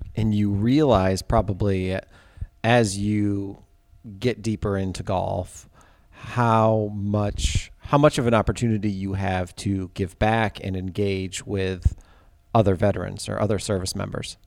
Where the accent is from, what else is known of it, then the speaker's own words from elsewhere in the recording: Ithaca, New York, United States; I'm from Ithaca